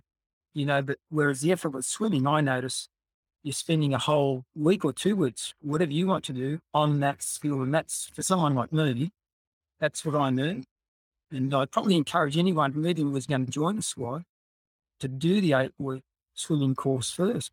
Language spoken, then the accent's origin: English; New South Wales, Australia; also born or lived in Scotland; came from Scotland when I was 7. So obviously we stayed on a hostel here in Australia.